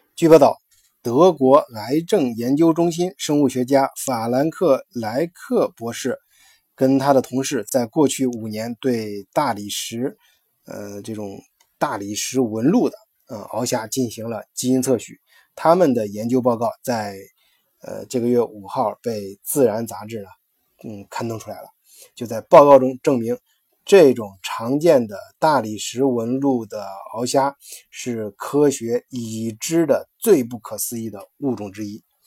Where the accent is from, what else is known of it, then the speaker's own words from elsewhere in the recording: China; 我们中国人比较喜欢吃小龙虾